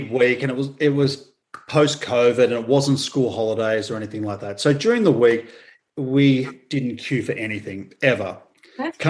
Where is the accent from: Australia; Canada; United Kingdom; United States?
Australia; coming from Australia